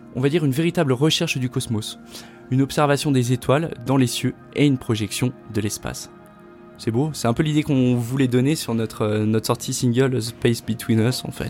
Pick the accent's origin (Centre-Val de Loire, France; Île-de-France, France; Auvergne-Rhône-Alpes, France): Auvergne-Rhône-Alpes, France; Haute-Savoie; on vient d'Haute-Savoie